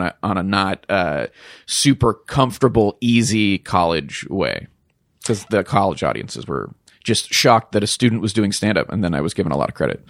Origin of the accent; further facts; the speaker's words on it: Pittsburgh, Pennsylvania, United States; moved away; I grew up in the northern suburbs of Pittsburgh, Pennsylvania.